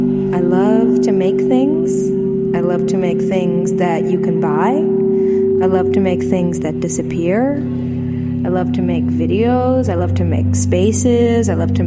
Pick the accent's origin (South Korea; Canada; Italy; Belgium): Italy; Milan, Lombardy; born there; I was born in Milan.